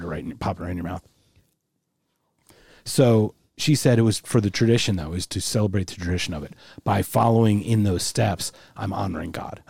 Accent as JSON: {"language": "English", "town": "Philadelphia", "region": "Pennsylvania", "country": "United States", "said": "And I'm from Philly, too."}